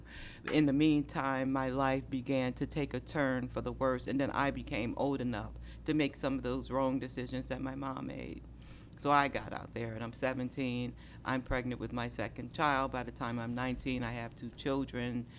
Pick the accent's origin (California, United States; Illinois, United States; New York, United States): Illinois, United States; Chicago; moved away as an adult; also born or lived in Indianapolis, Indiana / Washington, D.C.; my mother, after being severely beaten by my stepfather, moved us to Chicago